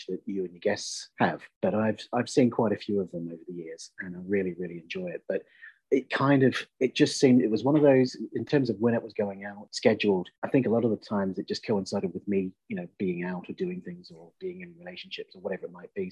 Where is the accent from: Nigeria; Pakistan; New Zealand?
New Zealand; moved away; also born or lived in Belfast, Northern Ireland / Manchester; I'm a Kiwi. I'm originally born and brought up in New Zealand.